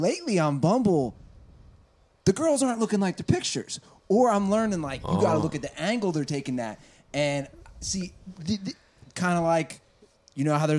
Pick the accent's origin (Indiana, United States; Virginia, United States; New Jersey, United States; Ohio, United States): Ohio, United States; now in Los Angeles, United States; I'm from Ohio.